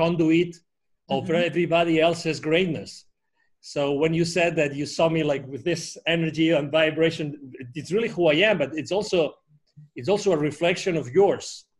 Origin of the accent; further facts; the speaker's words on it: near Barcelona, Catalonia, Spain; English is a second language; moved away as an adult; I was born near Barcelona in Spain